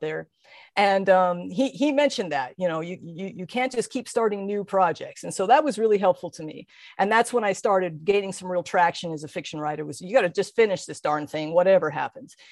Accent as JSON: {"language": "English", "region": "Colorado", "country": "United States", "tie": "born or raised there", "moved": "yes", "said": "my hometown in Colorado"}